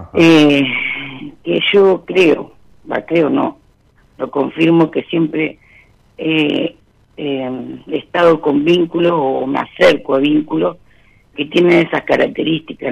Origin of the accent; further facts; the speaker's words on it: La Pampa, Argentina; De La Pampa, de un pueblo de La Pampa